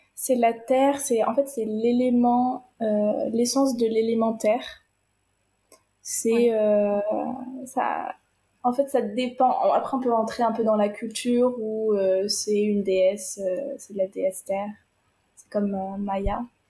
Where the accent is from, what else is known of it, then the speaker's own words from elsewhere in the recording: France; Quand on est un petit Français qu'on arrive en Inde